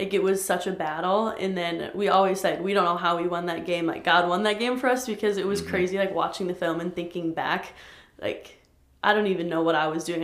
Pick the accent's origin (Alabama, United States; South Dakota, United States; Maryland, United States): South Dakota, United States; Sioux Falls; also born or lived in St. Paul; I grew up here in Sioux Falls pretty much all my life.